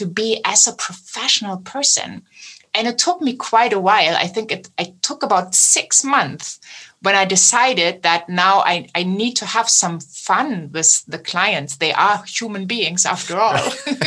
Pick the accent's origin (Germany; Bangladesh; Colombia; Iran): Germany; accent: German; my German accent